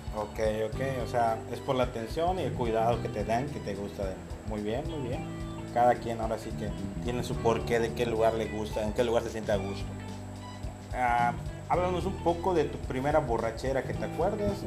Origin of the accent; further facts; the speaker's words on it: Yucatán, Mexico; como todo bien, buen yucateco, buen mexicano